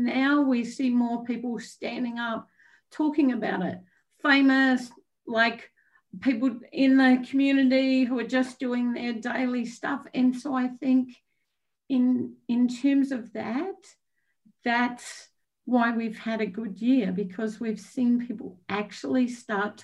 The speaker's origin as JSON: {"language": "English", "country": "Australia", "moved": "yes", "said": "I'm Australian"}